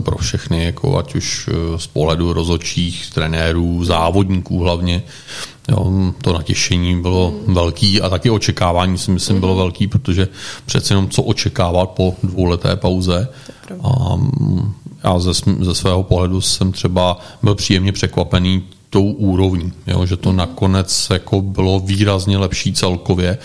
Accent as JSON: {"language": "Czech", "country": "Czechia", "said": "jako správní Češi"}